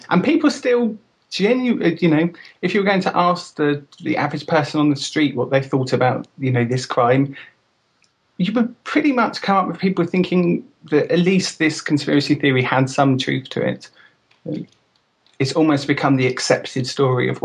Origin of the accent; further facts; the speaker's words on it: United Kingdom; now in Bristol, United Kingdom; I am from Britain.